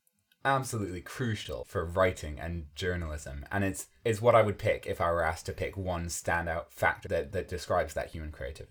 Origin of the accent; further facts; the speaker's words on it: United States; Given that I'm American